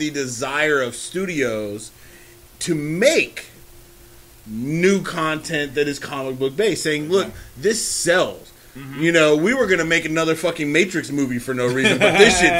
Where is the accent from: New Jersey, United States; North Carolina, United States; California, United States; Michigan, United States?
California, United States; this is probably mostly because I come from the Bay